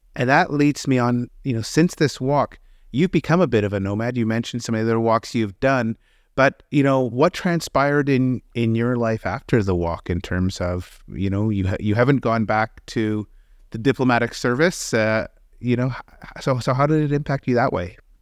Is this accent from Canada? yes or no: yes; Canada; also born or lived in England; me as a Canadian